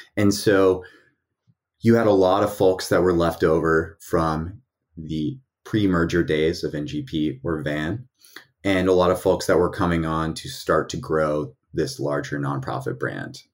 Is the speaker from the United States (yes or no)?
yes; East Tennessee, United States; I was raised in a conservative family in East Tennessee